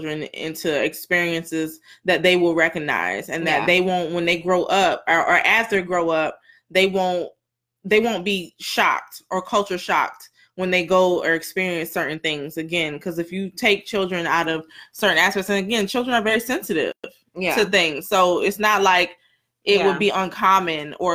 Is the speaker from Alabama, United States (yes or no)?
no; Broward County, Florida, United States; also born or lived in Weston, Florida / Davie, Florida; I grew up in Broward County, but I was in Weston, and then I was in Davie